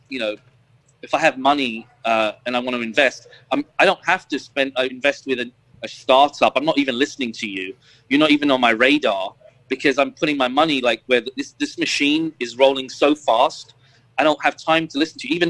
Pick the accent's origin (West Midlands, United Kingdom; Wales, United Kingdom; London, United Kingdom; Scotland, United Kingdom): London, United Kingdom; now in Florida, United States; Growing up in London, coming from, like, my father was working class, mum was working class too.